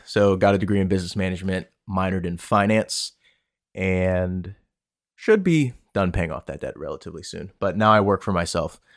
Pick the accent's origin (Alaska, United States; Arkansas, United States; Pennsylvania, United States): Pennsylvania, United States; also born or lived in Washington, D.C., United States / Bowie, Maryland, United States; I moved up to P A, where I am now